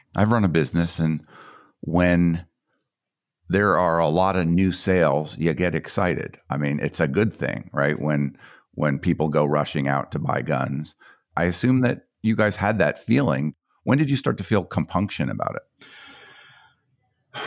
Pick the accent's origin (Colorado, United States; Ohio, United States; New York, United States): Colorado, United States; I grew up in Colorado